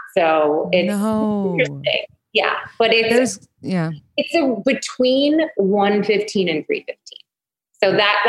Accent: Syracuse, New York, United States; also born or lived in Oneida, New York; I'm 38 and I am from Syracuse, New York.

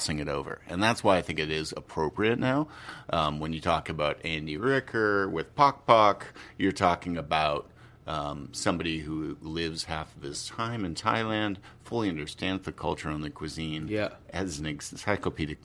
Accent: Canada; I'm Canadian

